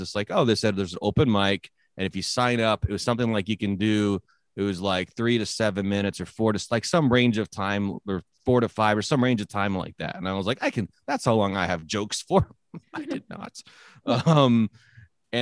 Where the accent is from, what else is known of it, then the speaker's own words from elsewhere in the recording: San Jose, California, United States; also born or lived in Northwest US / Samoa / Oregon; now in Nampa, United States; I grew up in San Jose, California